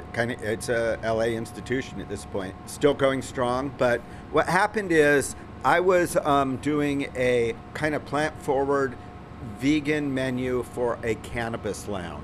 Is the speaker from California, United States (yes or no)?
yes; Los Angeles, California, United States; I grew up in Hollywood a lot.